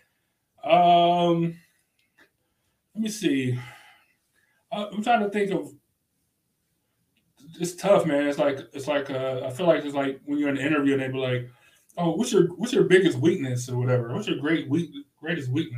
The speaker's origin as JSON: {"language": "English", "town": "Cleveland", "region": "Ohio", "country": "United States", "accent": "Cleveland", "said": "because of my Cleveland accent"}